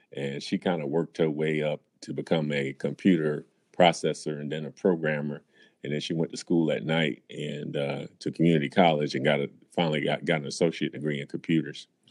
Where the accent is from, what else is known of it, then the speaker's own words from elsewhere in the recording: New York City, New York, United States; moved away as an adult; also born or lived in Philadelphia area / Cleveland; now in Chicago, United States; I grew up in uh, Brooklyn, New York